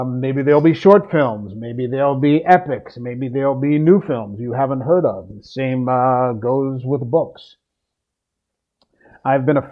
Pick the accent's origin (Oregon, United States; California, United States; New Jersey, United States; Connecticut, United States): New Jersey, United States; I'm from the Mid-Atlantic area, the Philadelphia area, South Jersey, New Jersey to be specific